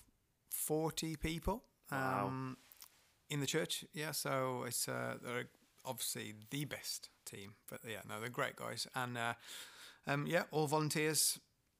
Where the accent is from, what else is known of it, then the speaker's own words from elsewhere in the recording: Dudley, West Midlands, United Kingdom; I come from Dudley, born and bred